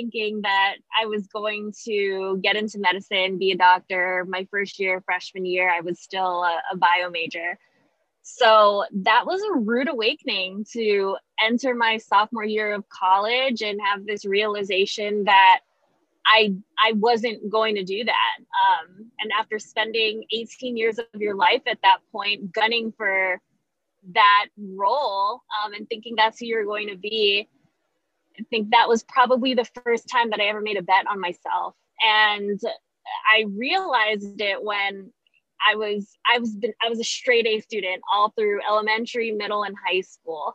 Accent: Guam; moved away as an adult; also born or lived in New York; now in San Antonio, United States; I'm originally from Guam, moved to New York in 2014

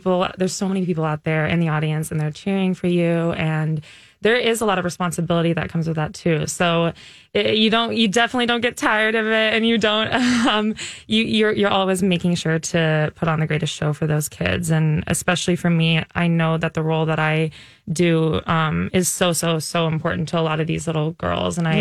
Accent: Shakopee, Minnesota, United States; moved away; I grew up skating in that area, so it's really exciting to be home and performing in my home state

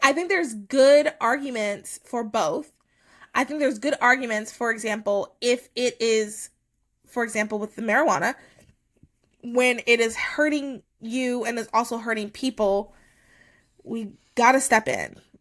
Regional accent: United States; as American

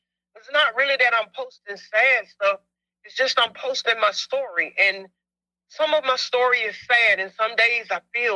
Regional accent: South Carolina, United States; I'm from South Carolina

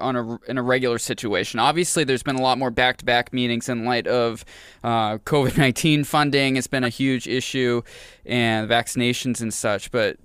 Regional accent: Maine, United States; now in New Hampshire, United States; I came from Maine. I moved to New Hampshire full-time 11 years ago.

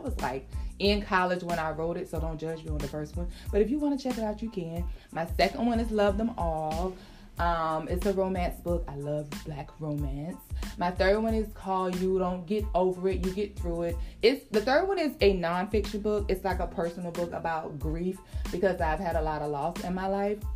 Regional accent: South Carolina, United States; also born or lived in Atlanta / Florida / Maryland; now in North Carolina, United States; I am originally from South Carolina. I now live in North Carolina. I've lived several places. I've lived in Atlanta. I lived in Florida.

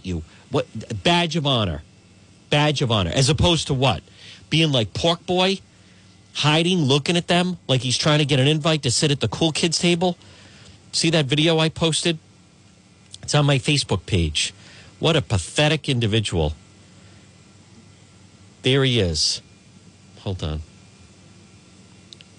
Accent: Cranston, Rhode Island, United States; I grew up in Cranston

